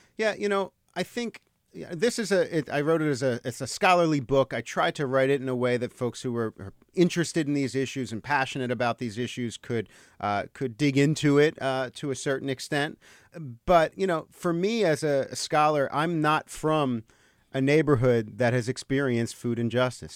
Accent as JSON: {"language": "English", "town": "Marlton", "region": "New Jersey", "country": "United States", "tie": "born or raised there", "also_born_or_lived": "Los Angeles", "moved": "as an adult", "said": "I grew up in, I grew up in New Jersey, in southern New Jersey, uh, in a, in a s, town called Marlton, about ten minutes from Camden."}